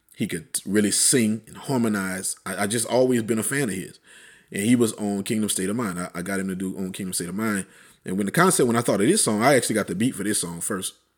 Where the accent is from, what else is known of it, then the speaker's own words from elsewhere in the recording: Plaquemine, Louisiana, United States; moved away; Plaquemine, wh-, which is my hometown.